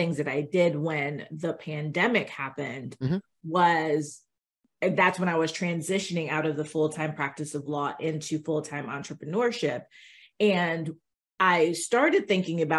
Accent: Miami, Florida, United States; I grew up in Miami

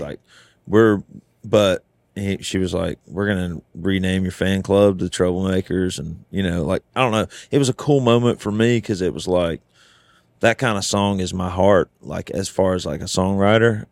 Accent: the South, United States; now in Nashville, United States; I'm from the South

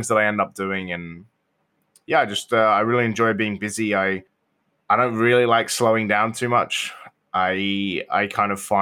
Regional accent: United Kingdom; now in Australia; Being British

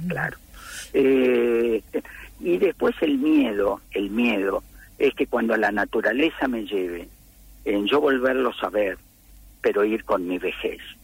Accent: La Plata, Buenos Aires Province, Argentina; En el barrio, en el barrio donde yo vivía, centro urbano 1040 y 41, en el barrio urbano

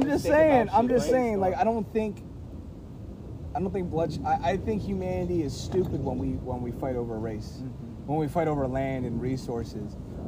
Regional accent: Pennsylvania, United States; because when I say I'm from Pennsylvania, that's not good enough.

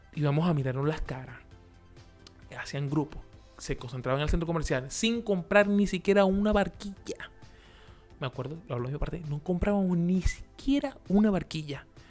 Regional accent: Maracaibo, Zulia, Venezuela; moved away; En Maracaibo, en Maracaibo, donde el sol nos ilumina a 40 más 48 grados de, calor, allá nosotros jugábamos en la calle a las 12 del mediodía

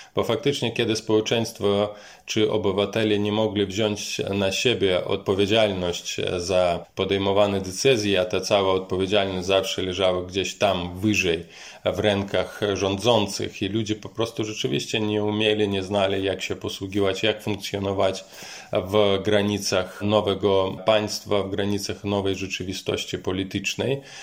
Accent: Mogilev, Mogilev Region, Belarus; moved away; Pochodzę z regionalnego miasta Mohilew, to jest miasto położone na wschód.

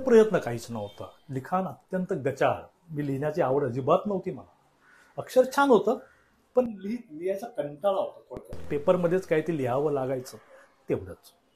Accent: Mumbai, Maharashtra, India; माझं लहानपण जन्म लहानपण आणि तरुणपण आणि आत्ताचं प्रौढपण हे सगळं मुंबईतच गेलेलं आहे

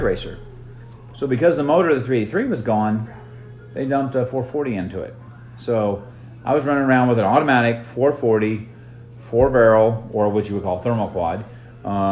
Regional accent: Kansas, United States; we grew up in Kansas, a lot of snow

